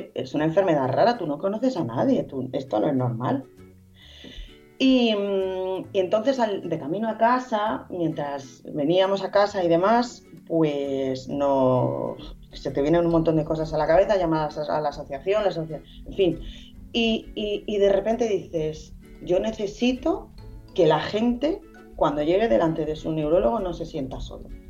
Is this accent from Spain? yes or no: yes; Madrid, Community of Madrid, Spain; now in Estepona, Spain; yo soy de Madrid, pero bueno, vivo en Estepona